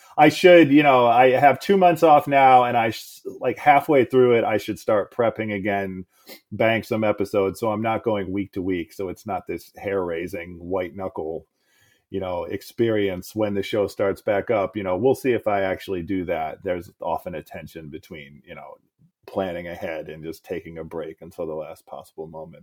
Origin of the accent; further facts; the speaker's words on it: Cleveland, Ohio, United States; also born or lived in St. Louis, Missouri / Columbus, Ohio / Oakland / New York City; I was born in Cleveland. My family moved to suburbs of St. Louis, Missouri when I was a kid and so I was eight, nine, or 10. Then we moved back to the suburbs of Cleveland, you know, about a half hour south. It's where I went to high school.